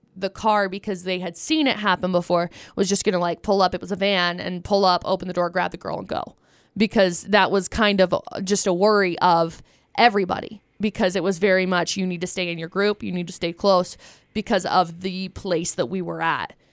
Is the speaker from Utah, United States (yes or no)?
yes; Utah, United States; also born or lived in Vernal; I did grow up in Utah. Um, I've lived here my whole